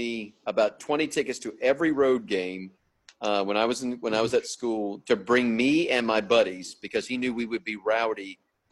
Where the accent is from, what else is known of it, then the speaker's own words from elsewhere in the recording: Montreat, North Carolina, United States; moved away as an adult; also born or lived in Atlanta, Georgia / Guelph, Ontario, Canada; Yeah, I grew up in Montreat. I call Montreat, North Carolina, home